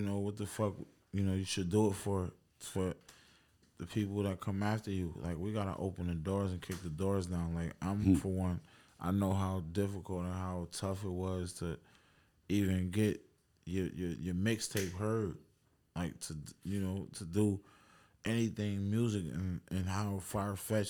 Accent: Buffalo, New York, United States; us being from Buffalo

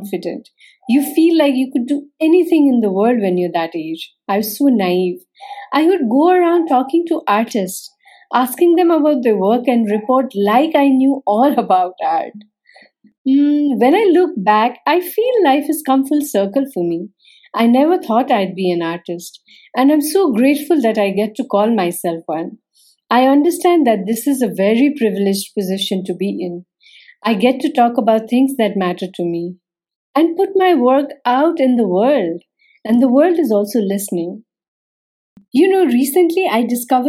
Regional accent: Nepal; I'm a photographer from Nepal

